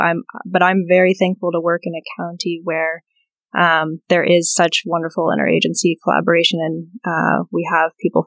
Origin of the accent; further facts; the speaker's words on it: Blacksburg, Virginia, United States; I grew up in Blacksburg, Virginia